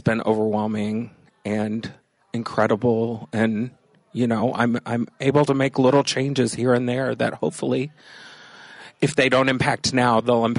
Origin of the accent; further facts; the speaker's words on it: Texas, United States; also born or lived in Los Angeles / Chicago; now in Wisconsin, United States; Originally, I grew up in Texas.